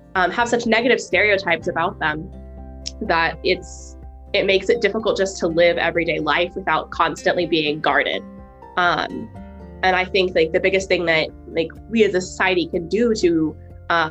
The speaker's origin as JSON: {"language": "English", "town": "Springfield", "region": "Missouri", "country": "United States", "tie": "born or raised there", "moved": "yes", "said": "I'm from Springfield, Missouri, which is a small town in the south part of Missouri."}